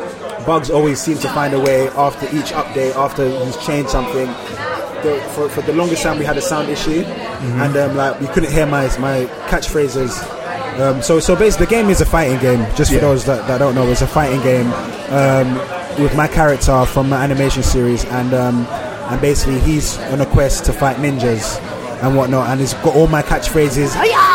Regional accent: Nigeria; But I feel like a lot of, you have the people that are protective over forgetting that I'm Nigerian.

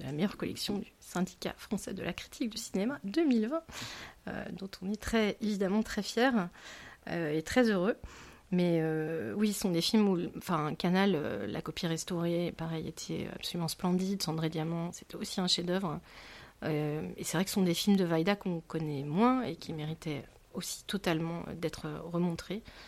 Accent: Rouen, Normandy, France; J'ai grandi à Rouen

